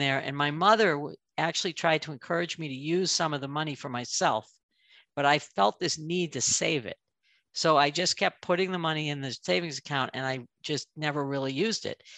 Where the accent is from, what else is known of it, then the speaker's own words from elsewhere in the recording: Northern Massachusetts, United States; moved away as an adult; now in Chicago, United States; I grew up in New England in Northern Massachusetts